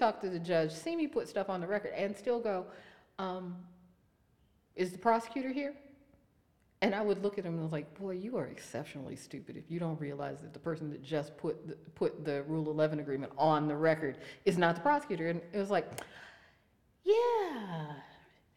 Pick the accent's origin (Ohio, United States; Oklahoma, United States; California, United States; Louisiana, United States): Ohio, United States; Youngstown; I'm from Youngstown